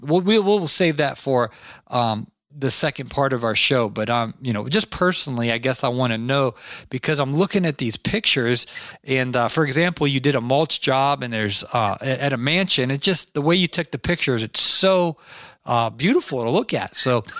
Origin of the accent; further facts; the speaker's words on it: Canton, Ohio, United States; moved away; also born or lived in the South, United States; I'm from Canton, Ohio, originally, until my brain cells kicked in and I moved down south.